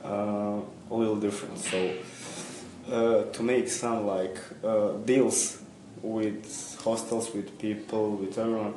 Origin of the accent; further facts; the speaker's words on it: Bosnia & Herzegovina; I'm from Bosnia